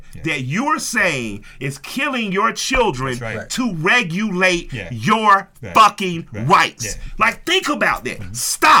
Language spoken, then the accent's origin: English; Atlanta, Georgia, United States; I was raised in the Collier Heights. My neighbors was black. My bank was black.